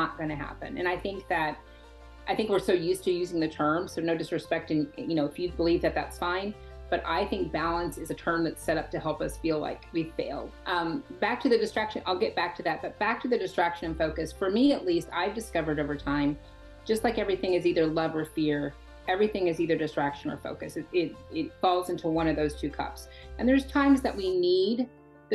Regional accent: the Bible Belt, United States; I was born in the Bible Belt

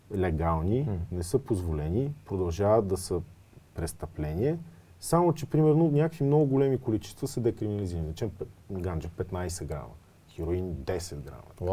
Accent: Smolyan, Smolyan Province, Bulgaria; moved away; аз пък съм родом от Смолен

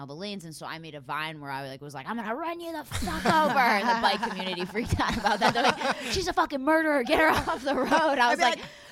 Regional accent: Philadelphia, Pennsylvania, United States; I grew up in Philadelphia

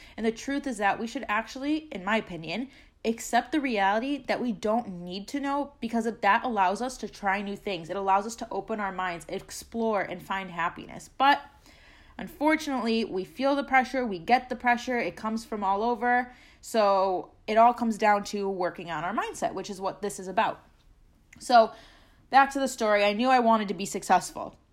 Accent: Chicago, Illinois, United States; moved away as an adult; I'm originally from Chicago

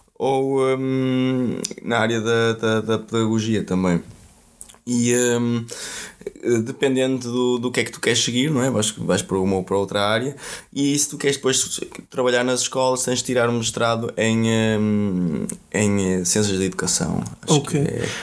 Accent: Vila do Conde, Norte, Portugal; first language Portuguese; moved away as an adult; also born or lived in Brazil; o local onde eu nasci que é Vila do Conde

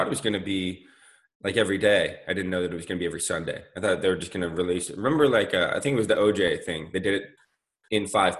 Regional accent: Cincinnati, Ohio, United States; growing up in Cincinnati like we did, it was more I loved the Bearcats.

